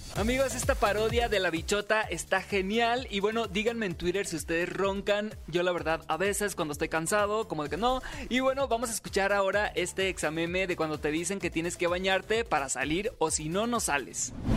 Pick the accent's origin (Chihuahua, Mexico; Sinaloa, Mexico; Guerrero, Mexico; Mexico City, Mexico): Sinaloa, Mexico; Soy sinaloense